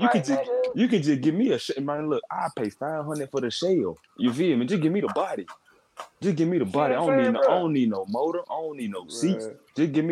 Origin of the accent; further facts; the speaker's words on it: Memphis, Tennessee, United States; growing up in Memphis